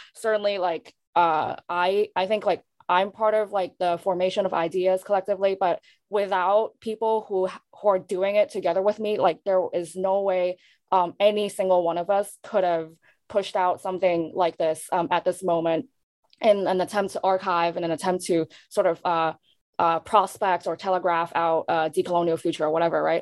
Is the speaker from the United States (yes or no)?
no; Hong Kong; moved away; born and raised in Hong Kong, and also somewhere um, diasporic but not Asian American